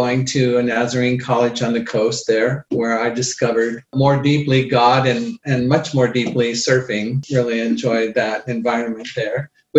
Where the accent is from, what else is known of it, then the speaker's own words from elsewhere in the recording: Iowa, United States; also born or lived in San Diego, California / Berkeley, California; now in Colorado, United States; I grew up in Iowa. Life was difficult there.